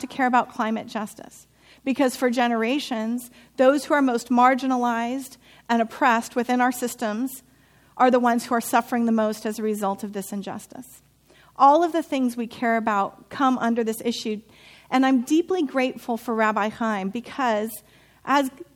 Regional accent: Santa Rosa, California, United States; My hometown is Santa Rosa. I've been there since I was 3-4 years old, and I graduated high school with the same people I went to preschool

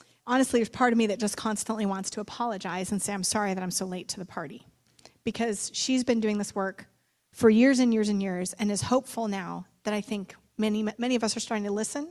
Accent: Santa Rosa, California, United States; my hometown of Santa Rosa

